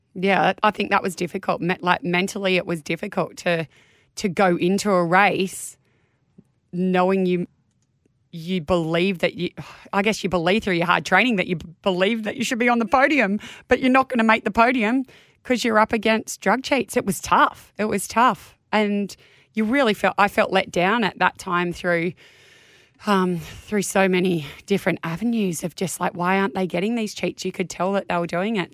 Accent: Manly, New South Wales, Australia; I was born in Manly Hospital. As a Manly girl, went to primary school and high school in Manly

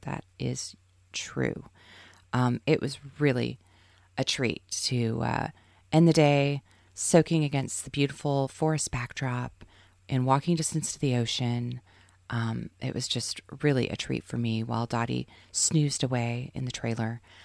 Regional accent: Seaside, Oregon, United States; I grew up in Seaside as a kid, going to the arcades and the bumper carts and all of that.

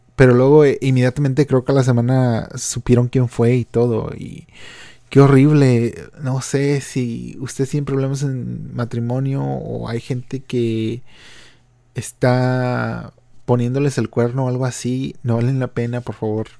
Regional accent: Matamoros region, Tamaulipas, Mexico; mi región de donde yo soy natal

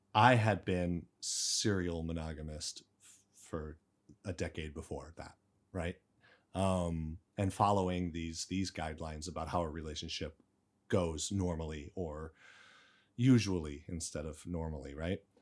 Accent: Arizona, United States; moved away as an adult; now in China; I'm from the United States, Arizona, uh, raised there, and I've been in China for nine years.

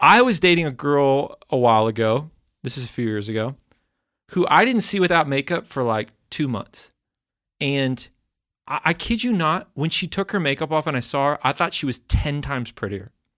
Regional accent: Texas, United States; moved away; also born or lived in the South (US); I grew up in Texas

